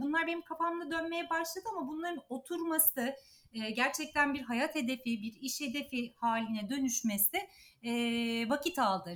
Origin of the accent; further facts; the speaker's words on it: İzmir, Turkey; moved away as an adult; also born or lived in Ankara / Istanbul; büyük şehirde İzmir'de doğdum büyüdüm.